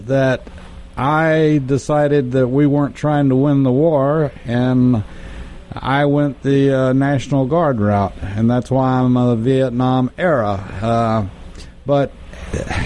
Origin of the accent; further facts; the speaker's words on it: Texas, United States; I'm from Texas